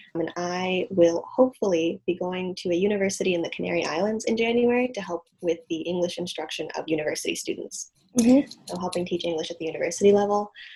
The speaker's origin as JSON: {"language": "English", "town": "Evanston", "region": "Illinois", "country": "United States", "tie": "born or raised there", "said": "I grew up in Evanston, Illinois, which is right outside of Chicago."}